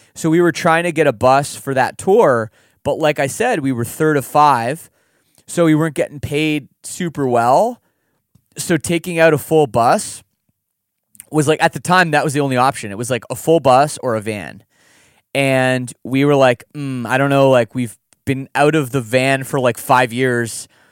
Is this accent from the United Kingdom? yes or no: no; Canada; we're Canadian